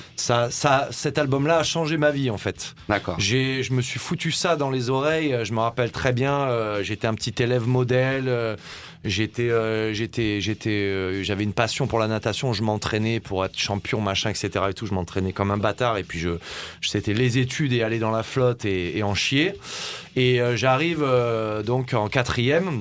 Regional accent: Var, Provence-Alpes-Côte d'Azur, France; moved away; je suis originaire de, du Var à la base.

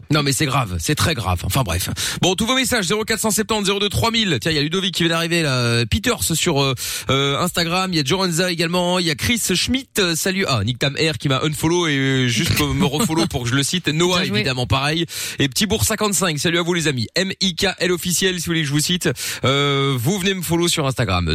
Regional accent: Belgium; Je suis belge aussi

